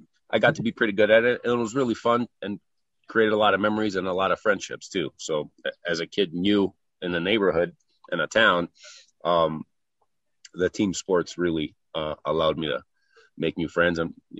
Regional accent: Kalamata, Peloponnese, Greece; moved away as an adult; also born or lived in Chicago / Houston / Los Angeles; now in United States; So I was 8 years old at the time, finished second grade here in the US, and we moved back. Went through high school there. Great life for a kid. Living in a small town in Greece, about 50,000 people

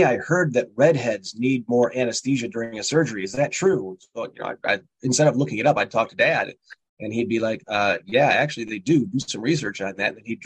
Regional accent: Morris, Illinois, United States; also born or lived in Texas / South Carolina / Pontiac, Illinois; my parents in 74 bought a house in Morris, Illinois. And mom still lives there. Same house, still at the bottom of the hill. And spent most of my life, I guess, my young life in Illinois.

